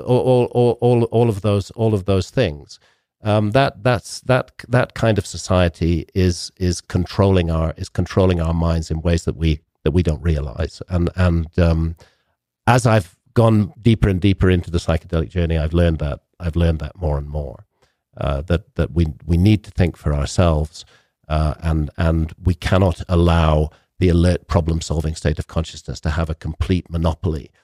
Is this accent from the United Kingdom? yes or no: yes; United Kingdom; I come from Britain